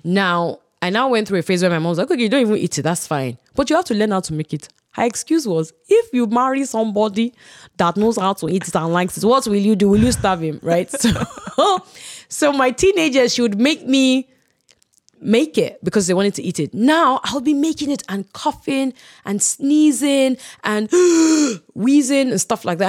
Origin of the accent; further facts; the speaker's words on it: Ibadan, Oyo, Nigeria; growing up in Ibadan